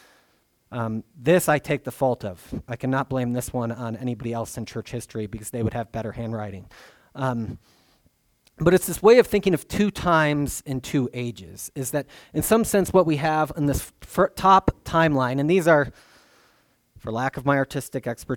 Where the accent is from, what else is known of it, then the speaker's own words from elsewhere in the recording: Libertyville, Illinois, United States; I was born in Libertyville, Illinois